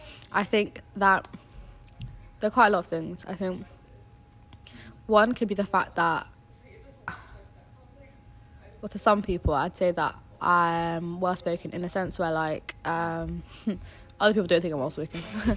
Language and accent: English; Germany; born there; because I was born in Germany, because I don't literally just don't have an accent